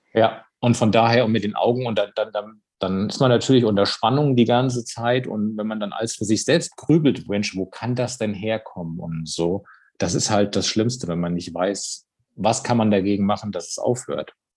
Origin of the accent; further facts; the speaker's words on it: near Darmstadt, Hesse, Germany; Ich komme aus der Nähe von Darmstadt